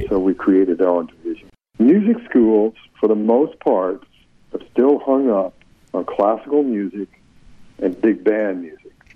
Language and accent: English; Florence, Alabama, United States; Sam Phillips, who grew up in my hometown